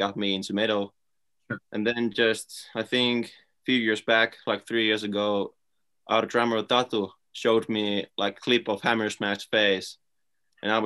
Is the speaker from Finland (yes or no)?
yes; Finland; just from Finland